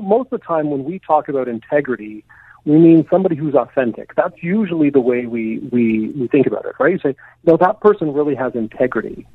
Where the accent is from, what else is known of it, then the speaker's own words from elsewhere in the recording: Canada; as a Canadian